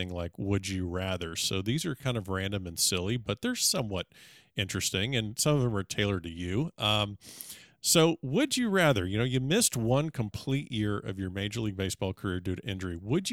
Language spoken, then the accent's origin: English; South Florida, United States; I grew up here in South Florida